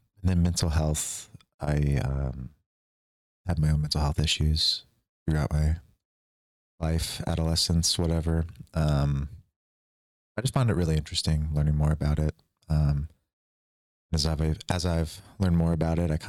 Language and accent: English; Kansas City, Missouri, United States; also born or lived in Lawrence, Kansas; I'm from Kansas City, Missouri. The same high school as co-host Brandon